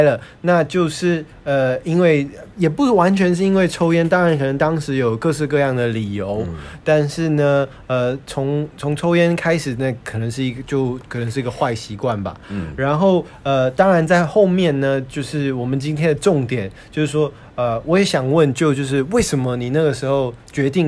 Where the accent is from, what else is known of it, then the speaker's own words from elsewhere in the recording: United States; also born or lived in Taiwan; now in China; 我是台湾出生美国长大，现在在大陆的一家地产公司上班